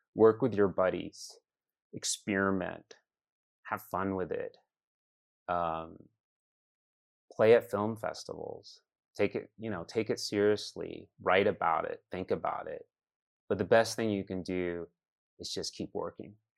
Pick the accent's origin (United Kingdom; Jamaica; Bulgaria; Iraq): Iraq; also born or lived in Chicago, United States; now in United States; I come from Iraq